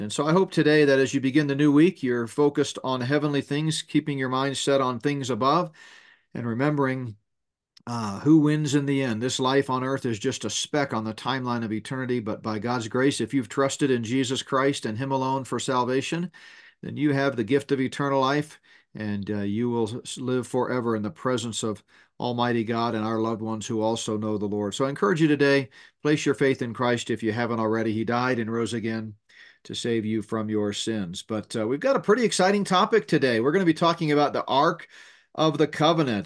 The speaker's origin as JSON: {"language": "English", "region": "Northeast", "country": "United States", "tie": "born or raised there", "moved": "yes", "said": "I grew up in the Northeast in grade school and junior high school"}